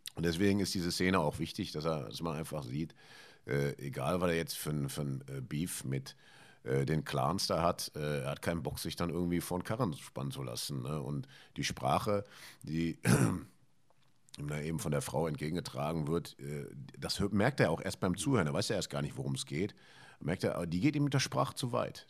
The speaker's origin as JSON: {"language": "German", "area": "Ruhr area", "region": "North Rhine-Westphalia", "country": "Germany", "tie": "born or raised there", "said": "ich bin ja hier im Ruhrgebiet groß geworden"}